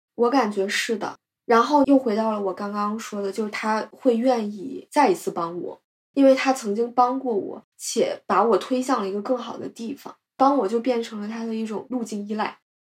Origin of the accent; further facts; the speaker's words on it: China; 我们中国人